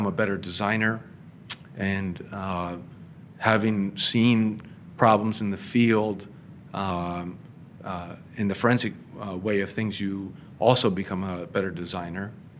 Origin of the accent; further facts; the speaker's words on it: Emmaus, Pennsylvania, United States; now in Chicago, United States; I grew up in Emmaus, Pennsylvania